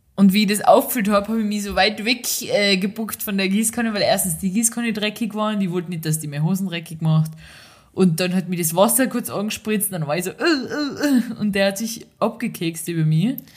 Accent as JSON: {"language": "German", "country": "Austria", "moved": "yes", "said": "da wo in dem ganzen Tal, wo ich herkomme, gibt es keine einzige Ampel"}